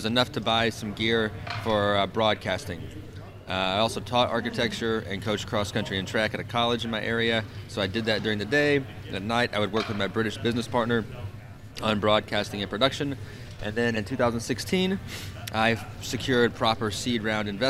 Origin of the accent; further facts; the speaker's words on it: southern Illinois, United States; I moved it to a little 25 by 25 foot area above a small cafe in my hometown, and I start hosting tournaments. Next thing you know, I've got a 5 to 8 hour driving radius. People from Chicago, Columbus, Ohio, Chattanooga are driving to some small southern Illinois town